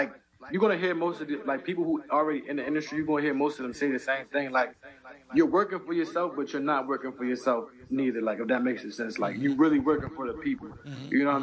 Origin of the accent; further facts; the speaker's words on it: Baltimore, Maryland, United States; being in Baltimore, Maryland too